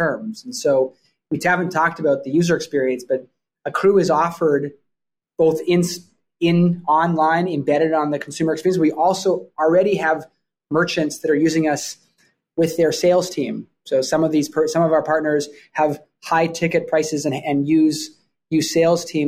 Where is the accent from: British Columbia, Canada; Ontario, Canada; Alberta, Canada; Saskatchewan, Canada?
British Columbia, Canada; Vancouver; moved away as an adult; also born or lived in Toronto, Canada; now in New York, United States; I grew up in Vancouver, Canada